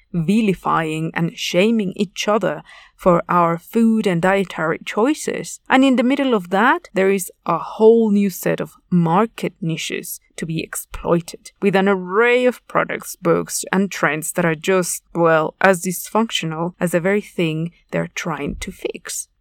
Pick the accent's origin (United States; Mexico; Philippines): Mexico; I am from Mexico, a highly agricultural nation